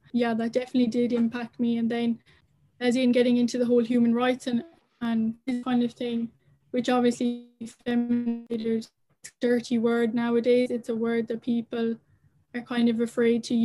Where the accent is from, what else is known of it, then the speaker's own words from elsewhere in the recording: Ireland; as Irish people